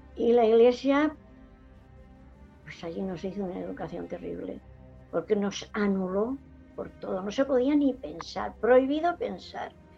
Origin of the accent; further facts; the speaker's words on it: Jumilla, Region of Murcia, Spain; moved away; also born or lived in Alicante; yo nací aquí en Jumilla